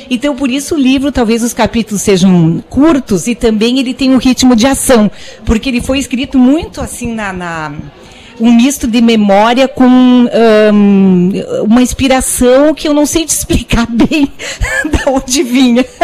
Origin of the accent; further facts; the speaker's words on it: Garibaldi, Rio Grande do Sul, Brazil; ela dizia que o local das histórias são verdadeiros e realmente o local é Garibaldi, que é a minha cidade natal.